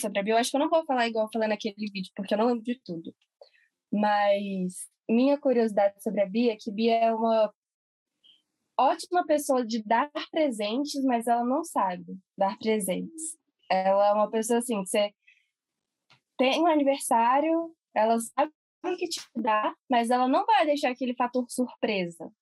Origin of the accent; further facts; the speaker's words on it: Brasília, Federal District, Brazil; a gente é de Brasília